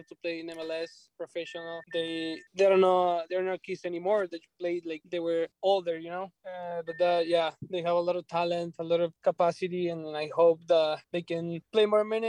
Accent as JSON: {"language": "English", "country": "Argentina", "tie": "born or raised there", "moved": "as an adult", "lives_now": "Philadelphia, United States"}